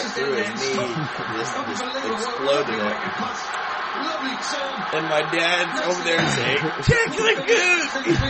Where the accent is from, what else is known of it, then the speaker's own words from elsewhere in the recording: United States; We are American.